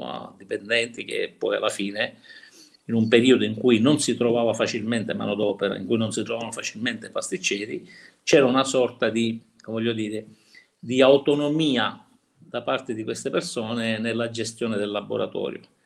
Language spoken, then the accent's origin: Italian; Cinisi, Sicily, Italy; Cinisi, il mio paese dove abitiamo, che è in provincia di Palermo